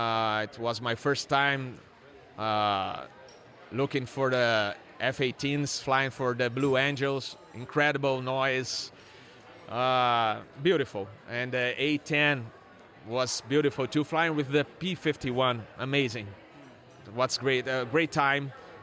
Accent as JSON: {"language": "English", "region": "São Paulo", "country": "Brazil", "tie": "born there", "said": "And actually, I was born in Sao Paulo, and my father was American."}